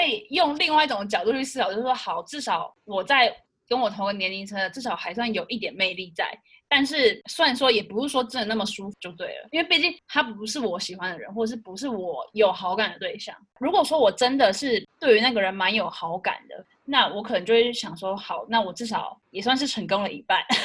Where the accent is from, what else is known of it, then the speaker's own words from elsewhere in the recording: Taiwan; 我是台湾人